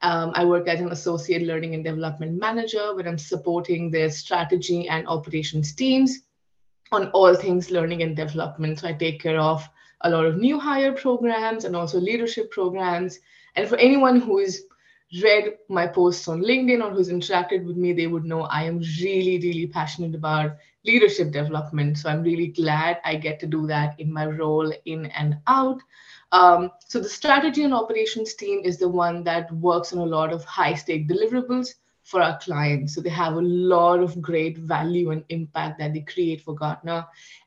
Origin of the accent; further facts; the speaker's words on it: Kuwait; now in New Delhi, India; So I live in New Delhi, India. That's where I am from as well. But I've spent a lot of my childhood in the Middle East. So I've spent 18 years of my life in a country called Kuwait.